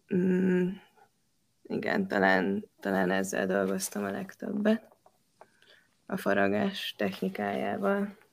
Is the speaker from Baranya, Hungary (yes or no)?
yes; Pécs, Baranya, Hungary; ami Pécsnek egy, ö, város része. Én ott nőttem fel